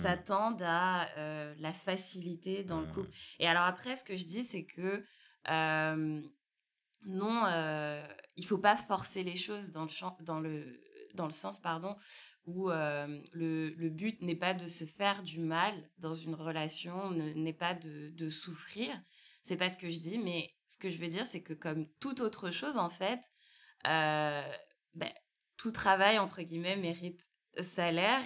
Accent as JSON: {"language": "French", "country": "France", "tie": "born or raised there", "also_born_or_lived": "Martinique", "said": "j'ai grandi, je suis née, j'ai grandi en France hexagonale"}